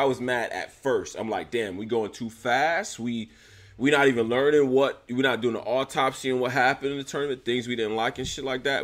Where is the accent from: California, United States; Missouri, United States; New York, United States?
New York, United States; Rochester; I'm from Rochester, New York